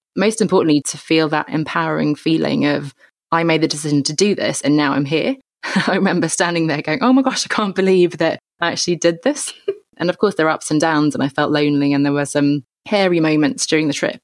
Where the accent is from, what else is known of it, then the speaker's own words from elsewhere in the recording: England, United Kingdom; I grew up in England, as you can tell